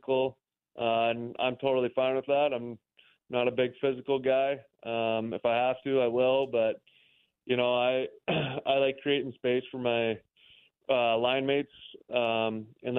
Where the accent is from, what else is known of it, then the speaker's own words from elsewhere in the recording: Minnesota, United States; moved away as an adult; now in Wichita, United States; I'm from Minnesota, so it's only about 7.5 hours from my home